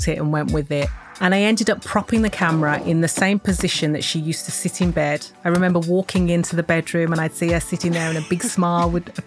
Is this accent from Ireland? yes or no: no; Smethwick, West Midlands, United Kingdom; now in Bristol, United Kingdom; I'm originally from Birmingham. Well, actually, I always say Birmingham, but it's better known as the Midlands because I grew up in a place called Smethwick.